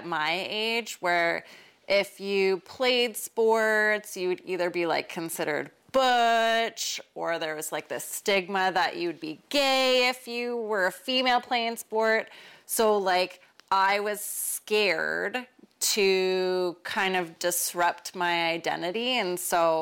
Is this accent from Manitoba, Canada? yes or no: yes; Winnipeg, Manitoba, Canada; My upbringing, well, I grew up in Winnipeg and being one of four kids